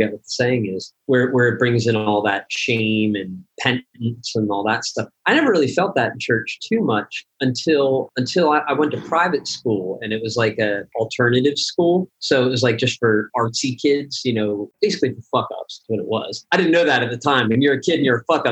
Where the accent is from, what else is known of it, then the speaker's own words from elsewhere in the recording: Philadelphia, Pennsylvania, United States; moved away as an adult; also born or lived in New York; growing up in Pennsylvania